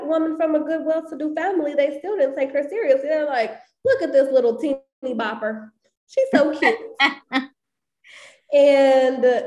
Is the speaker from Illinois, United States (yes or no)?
yes; Chicago, Illinois, United States; growing up on the South Side of Chicago